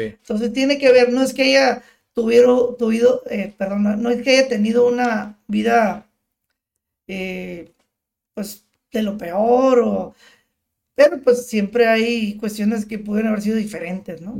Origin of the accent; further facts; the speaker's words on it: Tijuana, Baja California, Mexico; por vivir en la frontera, pues, vivir, nacer aquí, crecer toda la vida aquí